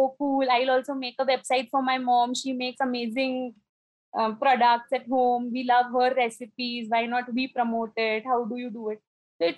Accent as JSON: {"language": "English", "town": "Nagpur", "region": "Maharashtra", "country": "India", "moved": "as an adult", "lives_now": "Indore, India", "said": "I am from Nagpur, the city of oranges, Maharashtra. And I've got married and shifted to Indore, Madhya Pradesh."}